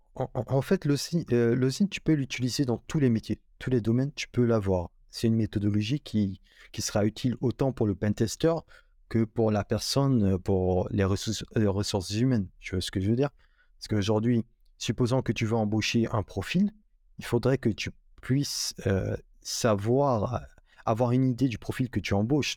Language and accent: French; Guinea; moved away as an adult; now in Morocco; j'ai grandi en Guinée-Conakry, en Afrique de l'Ouest